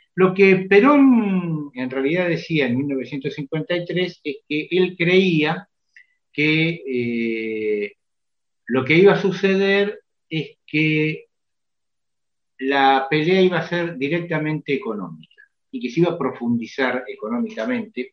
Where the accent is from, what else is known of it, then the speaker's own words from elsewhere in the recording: Mexico; now in Argentina; yo crecí en México